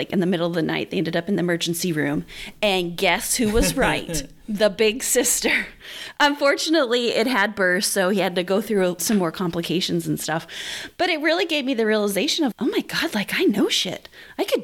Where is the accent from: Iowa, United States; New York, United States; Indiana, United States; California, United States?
Indiana, United States; southern; I grew up in southern Indiana